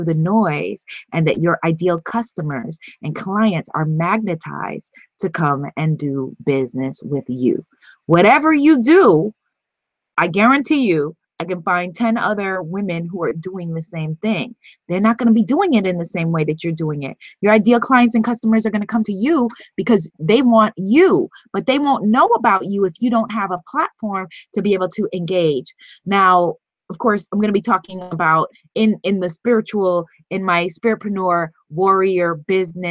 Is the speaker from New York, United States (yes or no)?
yes; New York, United States; I'm from New York and I'm a hustler